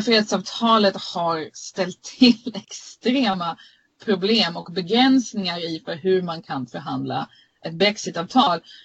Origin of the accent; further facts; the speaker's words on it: Sweden; now in United Kingdom; vi svenska journalister